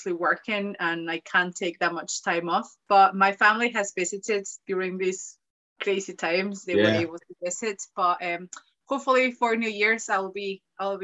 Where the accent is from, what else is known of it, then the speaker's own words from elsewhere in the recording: Mexico; moved away as an adult; now in Glasgow, United Kingdom; I'm from Mexico